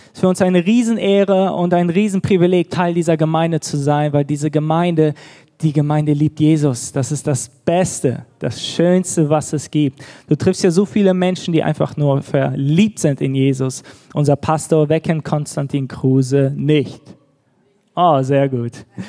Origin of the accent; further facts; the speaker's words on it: Düsseldorf, North Rhine-Westphalia, Germany; moved away as an adult; also born or lived in Bad Gandersheim; now in Nuremberg, Germany; wir kommen ursprünglich aus Düsseldorf, auch eine große Stadt.